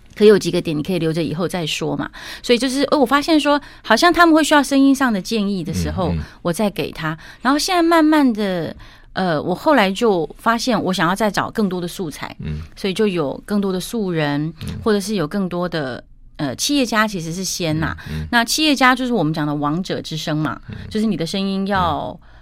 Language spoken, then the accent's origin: Chinese; Taichung, Taiwan; 我台中人嘛，是。所以我在东海大学的那个大球场上哇，练唱，哦。那我爸是东海的教授